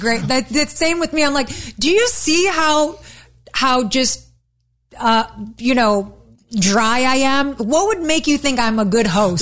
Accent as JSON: {"language": "English", "town": "Detroit", "region": "Michigan", "country": "United States", "said": "I'm from Detroit"}